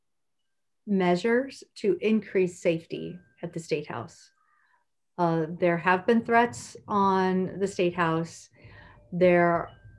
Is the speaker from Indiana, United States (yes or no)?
yes; Indiana, United States; I grew up in Indiana, and I grew up being very concerned about my neighbors